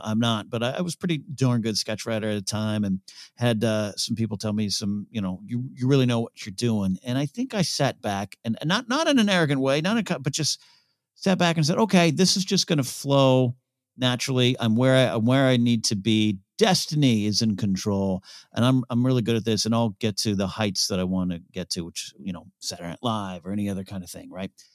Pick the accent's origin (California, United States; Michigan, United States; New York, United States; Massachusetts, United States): California, United States; San Luis Obispo; was raised about an hour and a half north of Santa Barbara